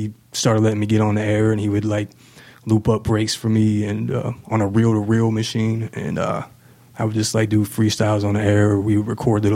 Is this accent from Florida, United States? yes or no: no; Manhattan, Kansas, United States; moved away as an adult; also born or lived in Houston, Texas; now in Kansas City, United States; I was born in Houston, Texas. I was adopted when I was a few months old. And when I was about two, my people, the family that adopted me, we moved to Manhattan. So yeah, I pretty much grew up in Manhattan.